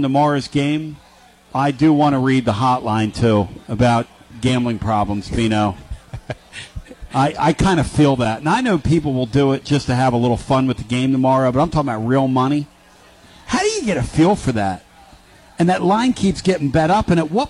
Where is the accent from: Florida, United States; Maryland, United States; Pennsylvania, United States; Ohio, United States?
Pennsylvania, United States; Philadelphia; I come from Philadelphia. You come from up there in Beantown.